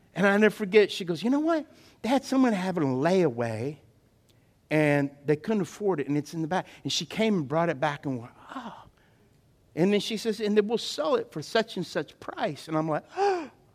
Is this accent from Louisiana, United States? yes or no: yes; South Louisiana, United States; I remember as a kid growing up in South Louisiana